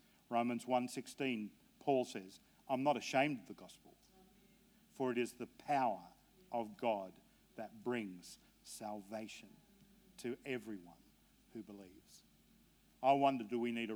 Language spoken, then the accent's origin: English; Australia; I'm an Aussie.